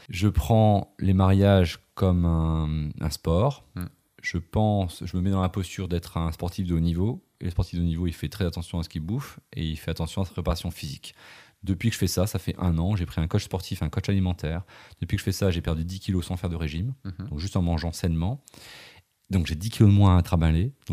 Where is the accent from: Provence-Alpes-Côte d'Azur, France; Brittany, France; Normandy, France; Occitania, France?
Brittany, France; now in Lyon, France; Je ah vis à Lyon, mais je suis breton.